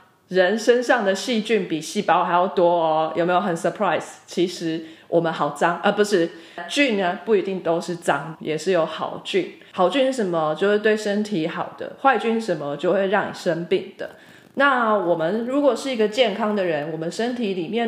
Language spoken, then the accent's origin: Chinese; Taiwan; 还有来自台湾的台妹我本人…。